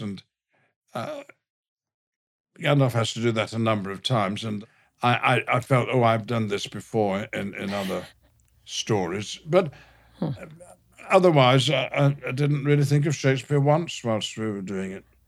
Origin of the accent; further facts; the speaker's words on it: the north of England, United Kingdom; accent: all-purpose northern; the accent I was using is, is, is my native one, a, a, a all-purpose northern accent